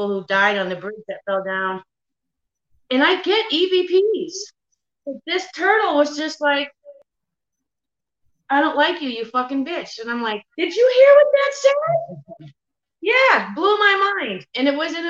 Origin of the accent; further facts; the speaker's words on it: Massachusetts, United States; moved away as an adult; now in Kentucky, United States; I'm a city girl. I'm from Massachusetts